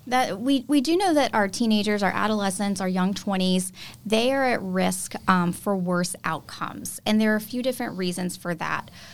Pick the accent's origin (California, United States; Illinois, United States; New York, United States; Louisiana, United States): Louisiana, United States; South; moved away as an adult; also born or lived in Cleveland, Ohio / Nashville, Tennessee; Louisiana girl, born and raised in South Louisiana